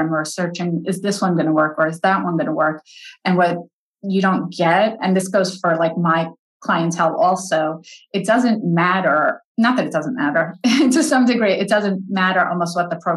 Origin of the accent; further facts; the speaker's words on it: New York, United States; I'm a New Yorker